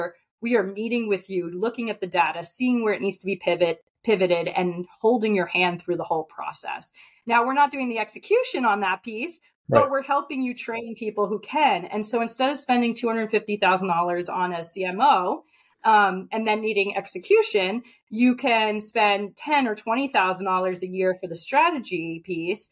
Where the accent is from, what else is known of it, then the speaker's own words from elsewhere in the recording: New York, United States; I'm from New York